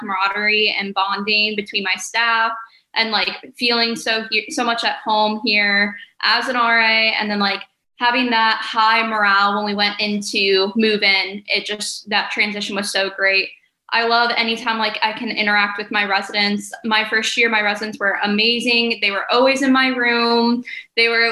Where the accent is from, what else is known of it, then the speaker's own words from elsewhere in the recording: North Ridgeville, Ohio, United States; moved away as an adult; now in Morgantown, United States; I am from North Ridgeville, Ohio